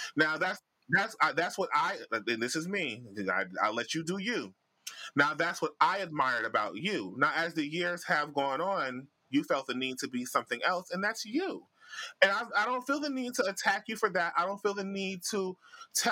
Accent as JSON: {"language": "English", "country": "Jamaica", "said": "I'm Jamaican."}